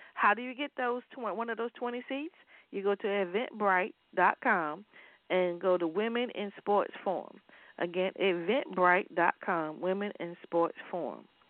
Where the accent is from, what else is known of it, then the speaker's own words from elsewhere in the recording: Waverly, Virginia, United States; moved away; I'm from Waverly, Virginia